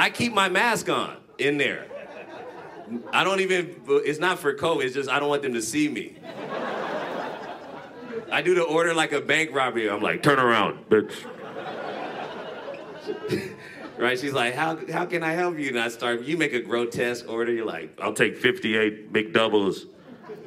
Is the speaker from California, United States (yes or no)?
yes; Fresno, California, United States; moved away as an adult; now in Vancouver, Canada; I'm from a nice little shit town called Fresno